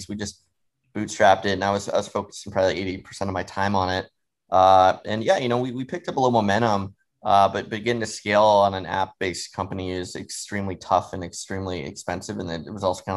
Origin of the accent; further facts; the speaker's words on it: Seattle, Washington, United States; moved away; also born or lived in New York City, United States; I grew up in Seattle for a while and really liked it